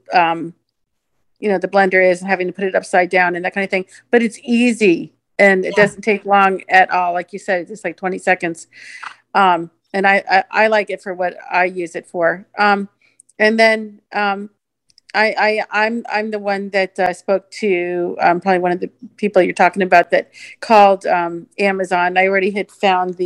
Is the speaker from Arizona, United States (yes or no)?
yes; Phoenix, Arizona, United States; I'm from Phoenix